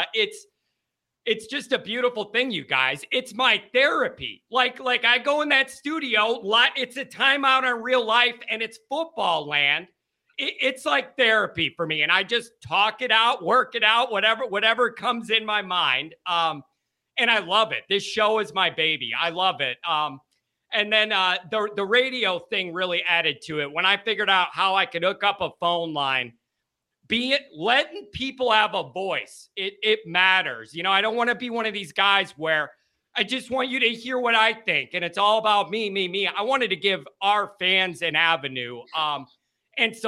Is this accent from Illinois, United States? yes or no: yes; South Chicago suburbs, Illinois, United States; we're an Irish Catholic family from the South Chicago suburbs. I went to school in the South Side Chicago Catholic League